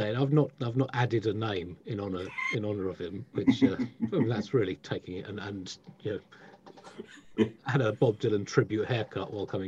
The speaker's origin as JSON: {"language": "English", "town": "Tunbridge Wells", "region": "South East England", "country": "United Kingdom", "tie": "born or raised there", "said": "I grew up in Tunbridge Wells"}